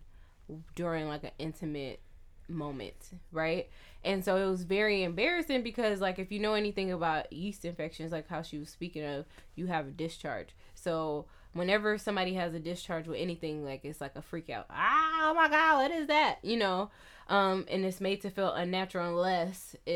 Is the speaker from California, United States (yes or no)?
yes; California, United States; I'm from California.